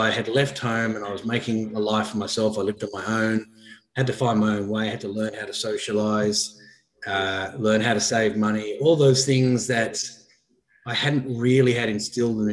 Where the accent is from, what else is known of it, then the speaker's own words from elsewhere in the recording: Blue Mountains, New South Wales, Australia; I grew up in the Blue Mountains and I'd catch a train down to Sydney every day